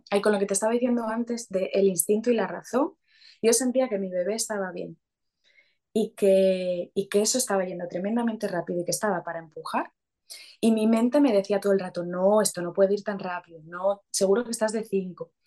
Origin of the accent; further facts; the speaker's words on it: Asturias, Spain; now in Madrid, Spain; soy asturiana y su papá es sevillano, pero vivimos en Madrid